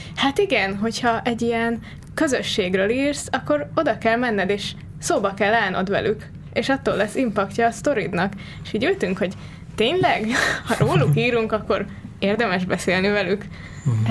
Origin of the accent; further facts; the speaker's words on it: Hungary; magyarok vagyunk